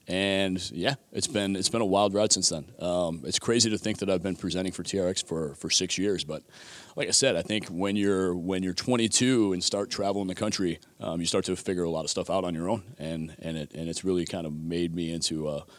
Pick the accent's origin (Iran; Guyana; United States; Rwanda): United States; Buffalo, New York; So I grew up in Buffalo, New York.